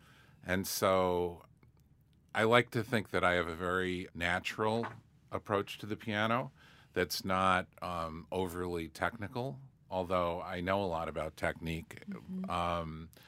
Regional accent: Syracuse, New York, United States; born or raised there

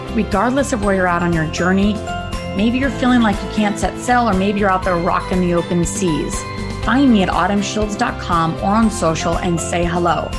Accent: Colorado, United States; moved away as an adult; also born or lived in Maui, Hawaii / Belize; I'm originally from Colorado, then moved to Maui for five years

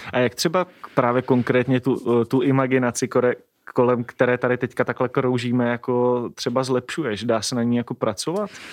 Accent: Moravia, Czechia; pocházíme taky oba dva z Moravy

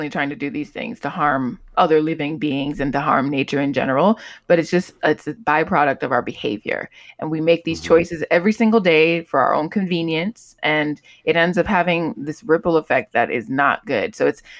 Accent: Miami, Florida, United States; I'm from Miami

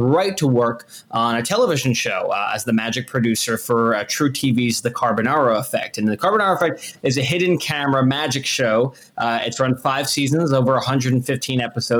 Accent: New Jersey, United States; moved away as an adult; also born or lived in Boston; I went to school up in Boston, and I grew up in New Jersey.

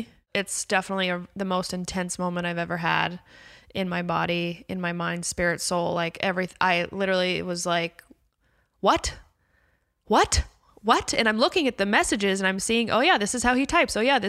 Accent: Calabasas, California, United States; I'm very sheltered. I grew up in Calabasas.

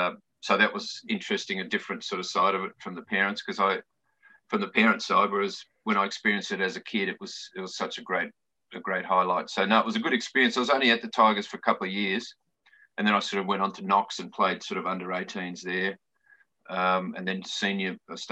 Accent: Noble Park, Victoria, Australia; also born or lived in Geelong; I grew up in Noble Park in the 70s. I was born in 67.

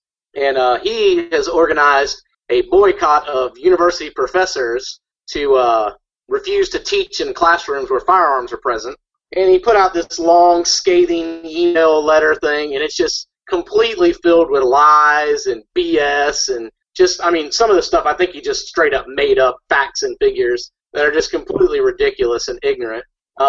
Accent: North Carolina, United States; growing up in North Carolina.

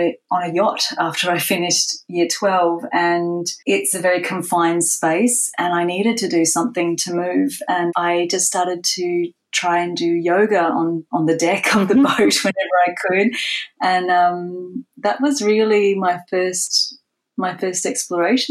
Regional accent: Kuranda, Queensland, Australia; I grew up in Coranda in Far North Queensland.

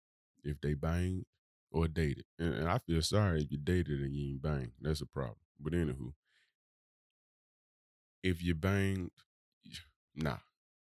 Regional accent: Birmingham, Alabama, United States; from Birmingham, baby.

